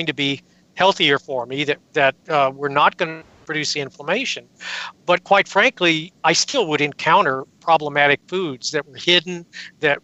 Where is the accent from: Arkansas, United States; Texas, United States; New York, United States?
Texas, United States; San Antonio; I grew up in San Antonio, Texas in the 1950s